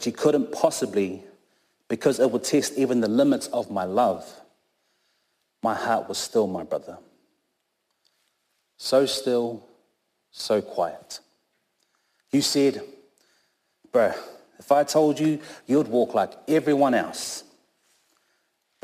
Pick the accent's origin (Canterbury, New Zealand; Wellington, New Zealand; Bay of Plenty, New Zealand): Canterbury, New Zealand; Christchurch; also born or lived in Auckland, New Zealand; I was born in Tamaki Makaurau up in Auckland, but raised down here in Christchurch, Ōtautahi, since I've been here since I was three.